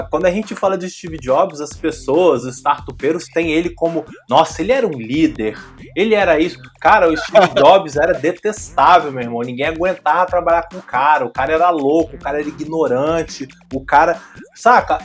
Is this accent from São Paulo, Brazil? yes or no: no; Vila Velha, Espírito Santo, Brazil; sou de Vila Velha, Espírito Santo